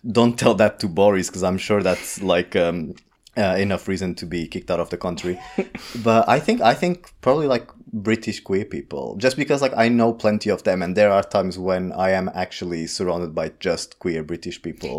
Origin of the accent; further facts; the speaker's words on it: Portugal; English is a second language; now in London, United Kingdom; I am Portuguese from Portugal.